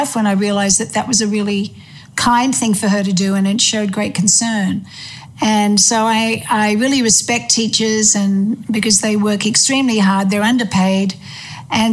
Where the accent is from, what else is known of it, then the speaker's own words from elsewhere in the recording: Melbourne, Victoria, Australia; also born or lived in England; I was born in England, and then when I was 5 years old, we migrated to Australia. And my father was the headmaster of Ormond College in Melbourne.